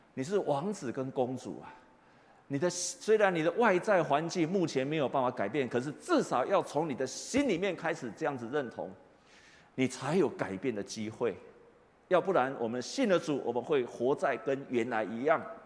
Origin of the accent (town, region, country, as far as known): Taiwan